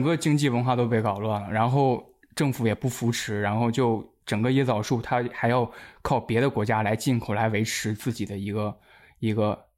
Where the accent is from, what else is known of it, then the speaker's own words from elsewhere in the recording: China; 当然我是一个中国人，一个亚洲人的身份